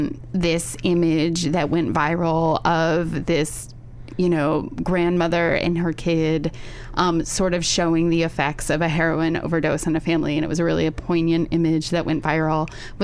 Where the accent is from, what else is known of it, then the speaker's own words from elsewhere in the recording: Ohio, United States; My home state.